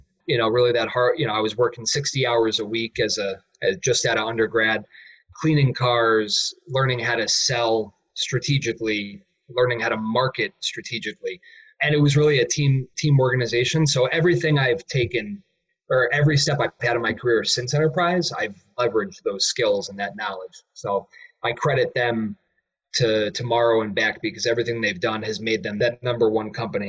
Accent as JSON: {"language": "English", "region": "Connecticut", "country": "United States", "also_born_or_lived": "Keene, New Hampshire", "said": "So I came back to Connecticut from Keene."}